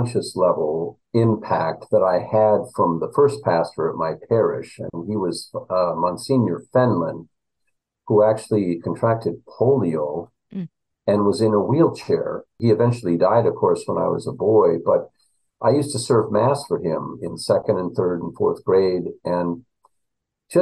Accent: Minneapolis, Minnesota, United States; moved away as an adult; also born or lived in Pennsylvania; I grew up in Minneapolis and I graduated from Benilde St. Margaret's High School

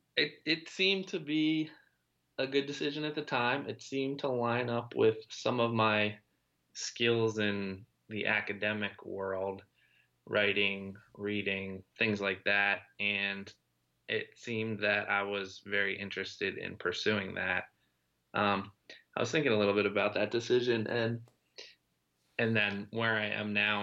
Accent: Lancaster, Pennsylvania, United States; he and I were high school friends and we grew up in Lancaster, Pennsylvania

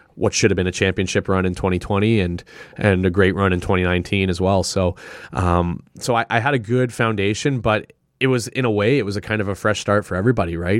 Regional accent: Sudbury, Ontario, Canada; also born or lived in Toronto; now in Ottawa, Canada; I was born and raised in Sudbury

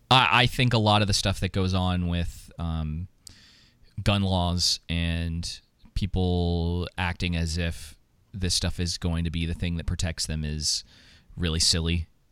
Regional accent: Atlanta, Georgia, United States; I grew up in Atlanta.

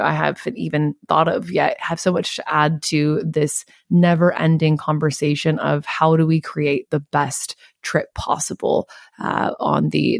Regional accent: Missoula, Montana, United States; moved away as an adult; now in Sydney, Australia; we're talking about my hometown. We are talking about Missoula, Montana

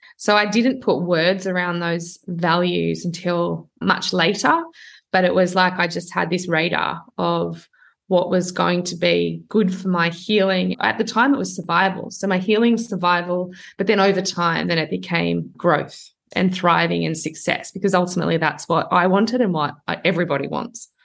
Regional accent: outside of Sydney, New South Wales, Australia; moved away as an adult; also born or lived in Toronto, Canada; I'm not from Sydney. So I'm from outside of Sydney. So from this small town

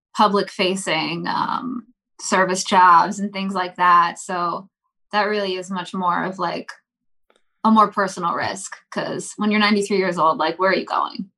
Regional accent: East Coast, United States; we're from the East Coast

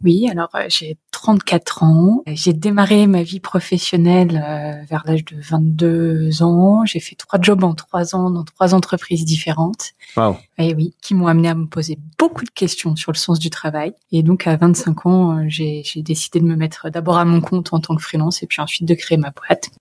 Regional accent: Creil, Hauts-de-France, France; moved away; je viens d'une lignée d'agriculteurs bretons. Euh, si j'ai grandi à Creil

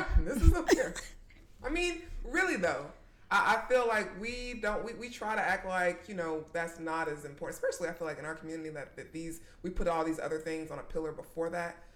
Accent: McDonough, Georgia, United States; now in Atlanta, United States; I was born and raised in McDonough, Georgia

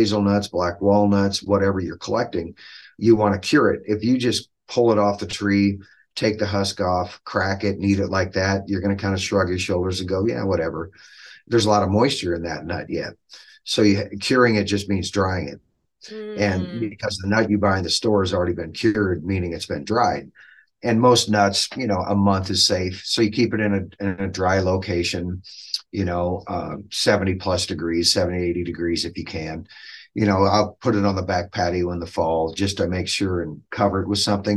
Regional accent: Dodge, Nebraska, United States; But I grew up in Dodge, Nebraska, which is just north and west of Fremont, about 30 minutes

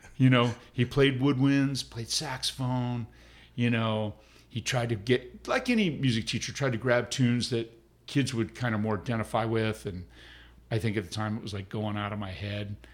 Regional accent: Palm Springs, California, United States; I was born in Palm Springs

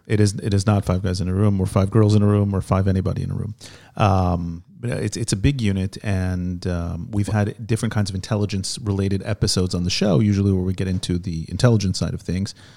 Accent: United States; now in Israel; I grew up in America with an Israeli

